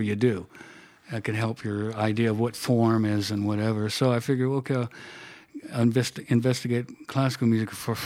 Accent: Anaheim, California, United States; I grew up in Orange County

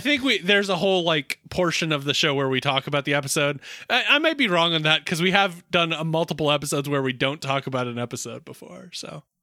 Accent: Blacksburg, Virginia, United States; my hometown of Blacksburg

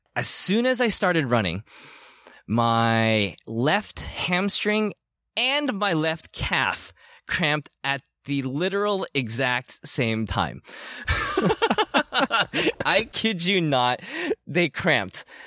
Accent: Lunenburg, Massachusetts, United States; moved away; I grew up in a town called Lunenburg

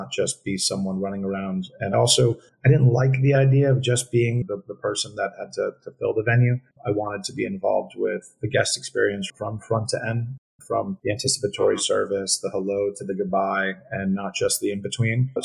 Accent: New York City, New York, United States; I grew up in New York City

